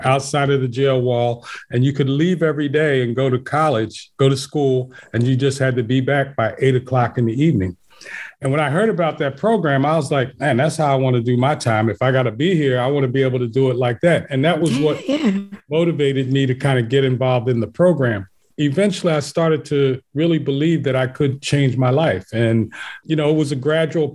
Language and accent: English; Philadelphia, Pennsylvania, United States; born and raised in West Philly.